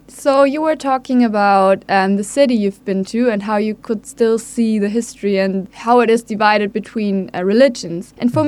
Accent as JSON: {"language": "English", "region": "Hamburg", "country": "Germany", "said": "I'm from Hamburg"}